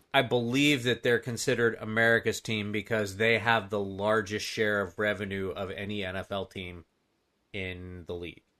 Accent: Florida, United States; I'm a native Floridian

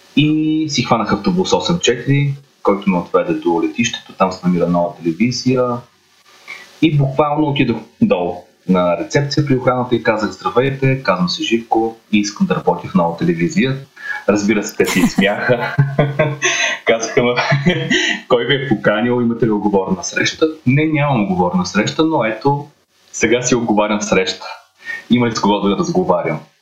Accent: Varna, Varna Province, Bulgaria; moved away as an adult; now in Sofia, Bulgaria; Аз съм от Варна

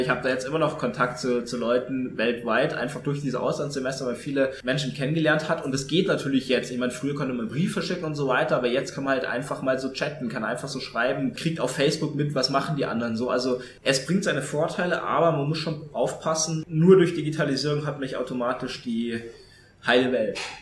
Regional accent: Tegernsee, Bavaria, Germany; also born or lived in Munich

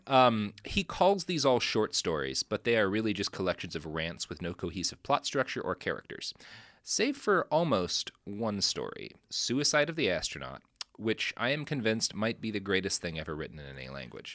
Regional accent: Texas, United States; I come from Texas

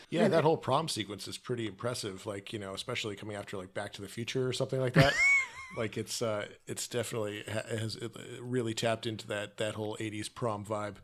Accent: Canada; I'm Canadian

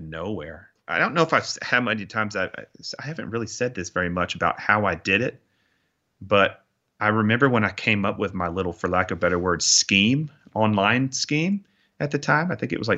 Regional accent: Augusta, Georgia, United States; moved away as an adult; I loved my growing up in Augusta. It was amazing. It was a perfect place to grow up

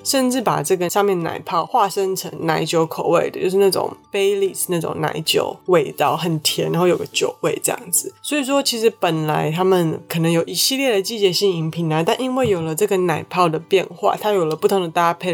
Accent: Taiwan; 我们台湾的人

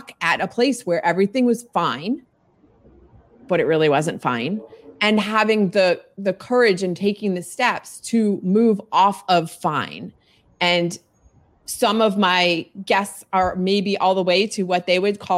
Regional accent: Virginia, United States; also born or lived in South Florida; I am a Virginian. I'm in Northern Virginia outside of DC metro

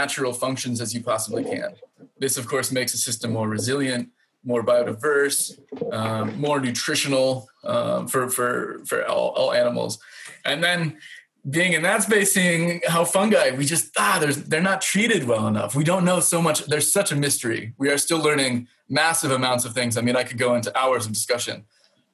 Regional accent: Indiana, United States; now in Finland; growing up in the Midwest of Indiana

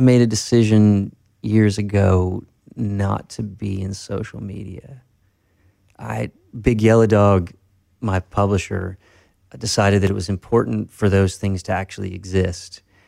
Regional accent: Tennessee, United States; now in Nashville, United States; I grew up in Tennessee uh, from three to 17.

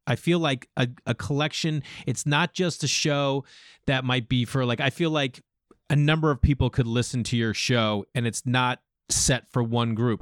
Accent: Massachusetts, United States; moved away as an adult; also born or lived in New York; growing up in Massachusetts

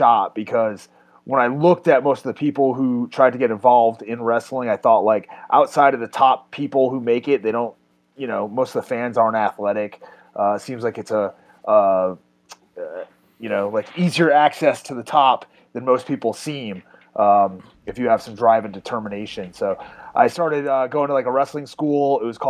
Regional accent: Massachusetts, United States; moved away as an adult; also born or lived in Orlando, Florida; I grew up in Massachusetts

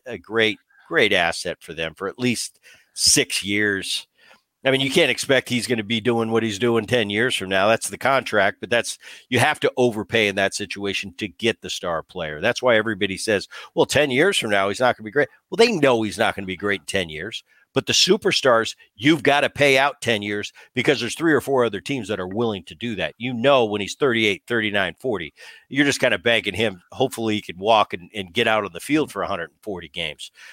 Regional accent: New Jersey, United States; Growing up in Jersey

